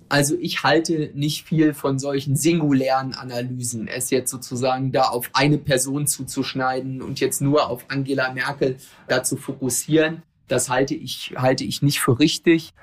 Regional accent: Ueckermünde, Mecklenburg-Vorpommern, Germany; meine Heimatregion

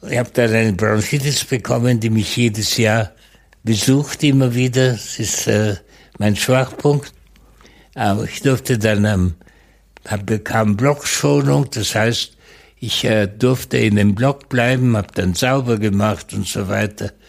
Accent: West Germany, Germany; Ich bin in Westdeutschland aufgewachsen

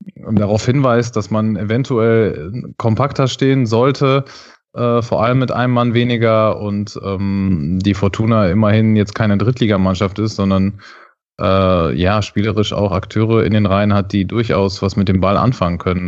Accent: Dortmund, North Rhine-Westphalia, Germany; moved away as an adult; now in Düsseldorf, Germany; wohne ich äh, ja auch in Düsseldorf als eigentlich gebürtiger Dortmunder jetzt schon seit ein paar Jahren

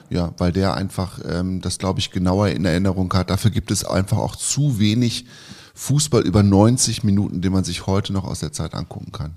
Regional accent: Lower Saxony, Germany; ich bin ja in Niedersachsen aufgewachsen

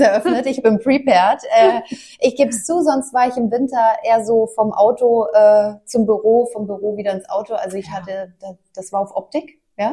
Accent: Mainz, Rhineland-Palatinate, Germany; moved away; ich komme ja gebürtig aus Mainz

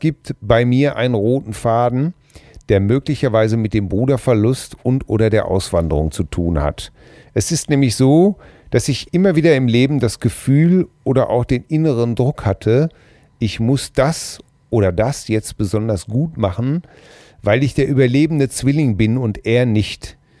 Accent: Hamm, North Rhine-Westphalia, Germany; bei uns in Hamm

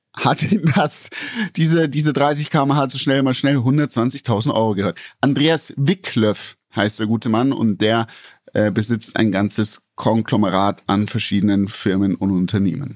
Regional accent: Bavaria, Germany; bei uns in Bayern

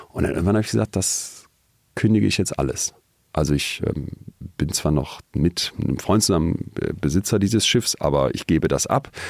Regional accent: Solingen, North Rhine-Westphalia, Germany; moved away as an adult; now in Münster, Germany; Wir haben dann in Münster, wo ich fürs Studium hingegangen bin, aus Solingen, ähm, Studiepartys dann organisiert.

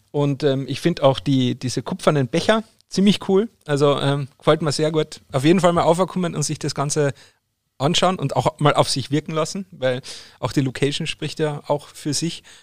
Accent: Bavaria, Germany; als Bayer ist einem das ja nicht nein, Fingerfoodplatten.

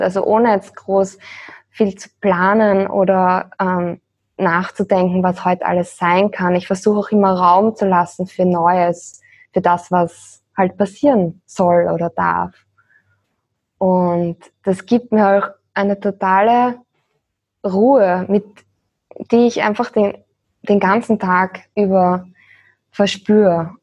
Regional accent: Austria; moved away as an adult; wir sind aus Österreich in der Nähe von Wien

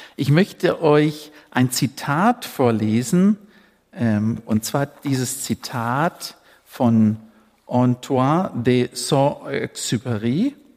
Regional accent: Namibia; moved away; Ich bin ja in Afrika geboren, in Namibia.

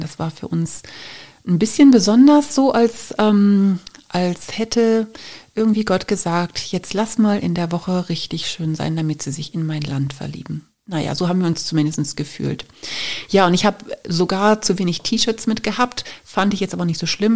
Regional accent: Germany; wir kommen aus Deutschland

